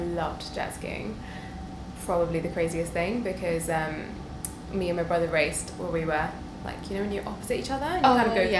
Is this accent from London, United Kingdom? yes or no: yes; London, United Kingdom; also born or lived in Delhi, India; Towards the outskirts of London, not central London.